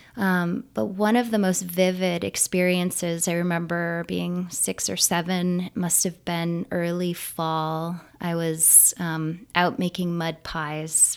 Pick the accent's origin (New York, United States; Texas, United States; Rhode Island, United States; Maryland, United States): New York, United States; Niagara County; i grew up just north of the erie canal and south of the belly the southern belly of lake ontario